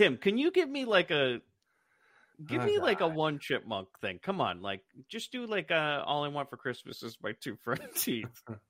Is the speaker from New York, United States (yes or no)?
no; Arizona, United States; I'm from